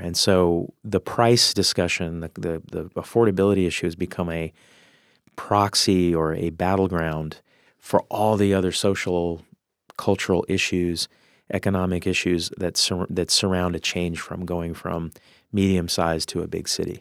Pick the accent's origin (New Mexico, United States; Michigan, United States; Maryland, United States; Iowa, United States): New Mexico, United States; Albuquerque; now in Seattle, United States; I grew up in Albuquerque, it was a very spread out kinda cul-de-sac kind of a, a, a world